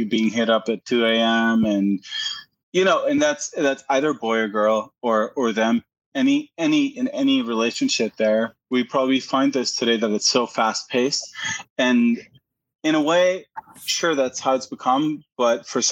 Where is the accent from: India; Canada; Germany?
Germany; now in Texas, United States; I'm originally from Germany. So okay. Born and raised and everything.